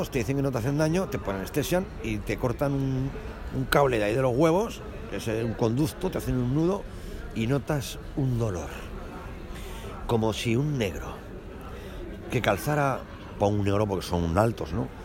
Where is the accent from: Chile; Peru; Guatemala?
Peru; Cajabamba, Cajamarca; born there; nací en Cajabamba, una provincia del departamento de Cajamarca, Perú